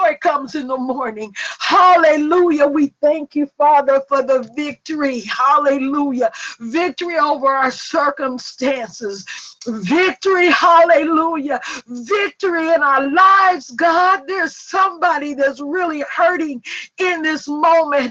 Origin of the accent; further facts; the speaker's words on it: Forest, Mississippi, United States; I'm from Forest, Mississippi, and we were a little poor and we had them iron skillets